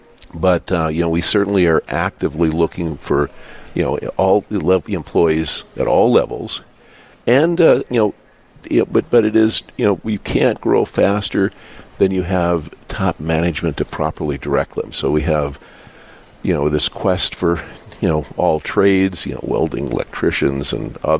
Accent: Dickinson, North Dakota, United States; I was born in Dickinson. I went to Catholic school here

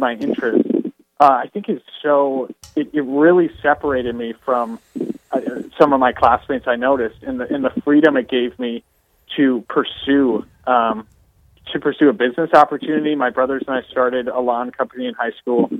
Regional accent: Crosby, Minnesota, United States; born and raised in Crosby, Minnesota, town of about 2,000

